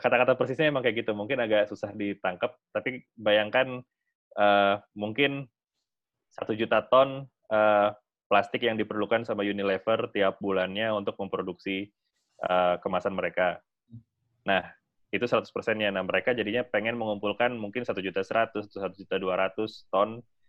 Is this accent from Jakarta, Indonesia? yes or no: yes; Setiabudi, South Jakarta, Indonesia; dulu waktu gua kecil banget itu gua ingat kayaknya me-, pernah, eh, dulu, eh, gua masih tinggal di daerah Setiabudi